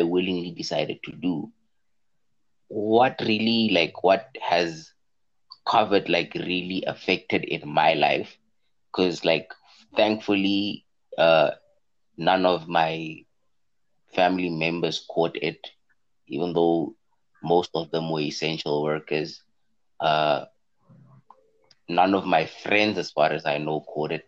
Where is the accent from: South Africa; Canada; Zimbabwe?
South Africa